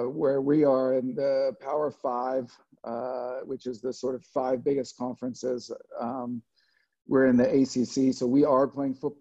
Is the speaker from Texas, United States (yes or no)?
no; Los Angeles, California, United States; born or raised there; also born or lived in Scotland; now in North Carolina, United States